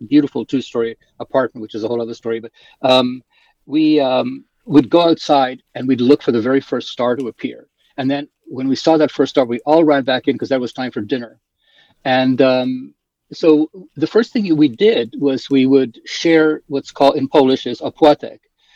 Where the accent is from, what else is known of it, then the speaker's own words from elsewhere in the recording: South Africa; also born or lived in Poland; now in Canada; I grew up in South Africa